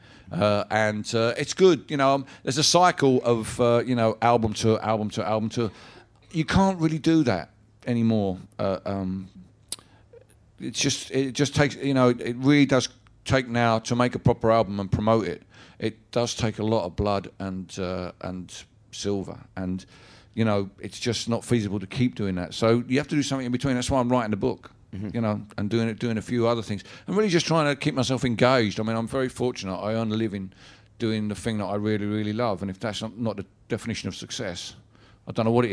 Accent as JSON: {"language": "English", "area": "Barking and Dagenham", "region": "London", "country": "United Kingdom", "tie": "born or raised there", "said": "my hometown is no more racist than any of your hometowns"}